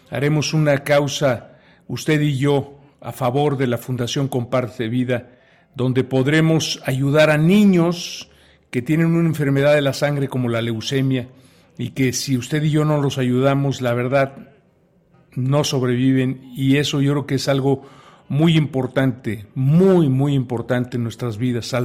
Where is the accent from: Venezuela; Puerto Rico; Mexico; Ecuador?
Mexico; soy tenor mexicano, orgullosamente mexicano